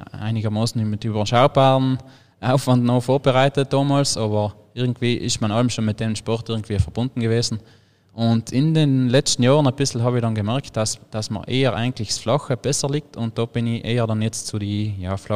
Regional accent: Trentino-Alto Adige, Italy; logischerweise bei uns in Südtirol im, am Alpenhaupt kam direkt so viel flache Gebiete haben wir eigentlich ja.

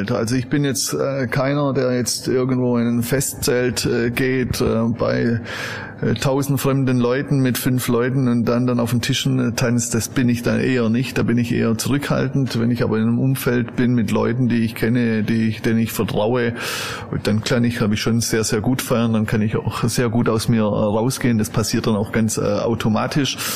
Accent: Southern Germany, Germany; aber ich bin in Süddeutschland aufgewachsen.

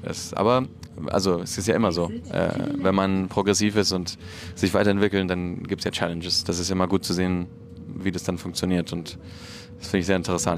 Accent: Barcelona, Catalonia, Spain; moved away as an adult; also born or lived in Madrid / Berlin; ich bin ja aus Barcelona

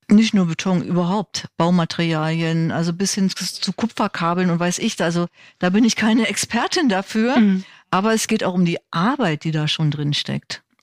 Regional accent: Berlin, Germany; ich bin Berlinerin

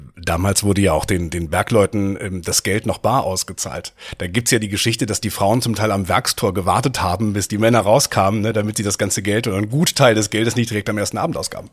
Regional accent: North Rhine-Westphalia, Germany; now in Rhineland, Germany; Ich bin Westfale im Rheinland

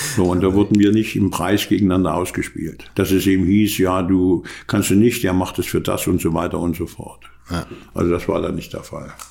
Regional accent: Germany; wir keine Chancen als Deutsche

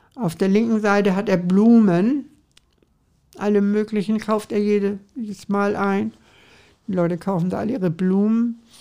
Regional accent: Hamburg, Germany; ich bin eigentlich gebürtige St. Paulianerin.

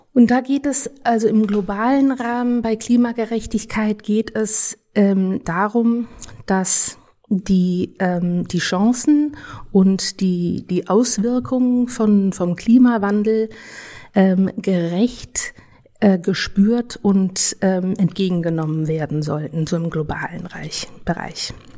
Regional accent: Germany; also born or lived in United States; Ich bin in Deutschland aufgewachsen

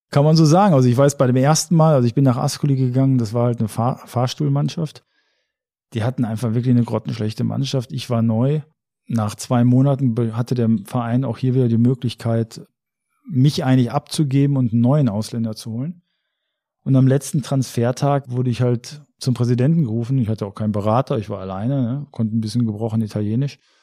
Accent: Germany; ich bin Deutscher

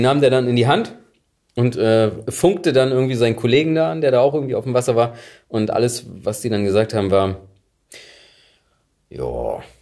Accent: Frisia, Germany; Gerade so als Friese. Ich habe ja den schönsten Dialog, glaube ich, zwischen Friesen mitbekommen.

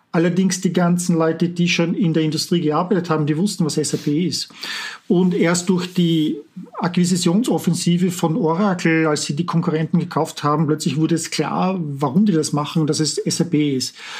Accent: Vienna, Austria; moved away as an adult; also born or lived in Walldorf, Germany / Palo Alto, United States; now in Silicon Valley, United States; Ich bin aus Wien ursprünglich, wie man vielleicht an meinem Akzent erkennt, äh, bin Österreicher

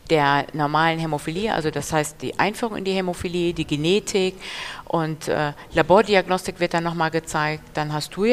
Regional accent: Düsseldorf, North Rhine-Westphalia, Germany; Ich komme aus Düsseldorf.

